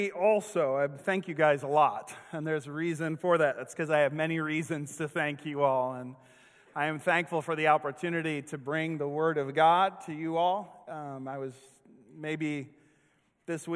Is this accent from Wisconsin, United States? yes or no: yes; Kenosha, Wisconsin, United States; now in Springfield, United States; I grew up with in Kenosha, Wisconsin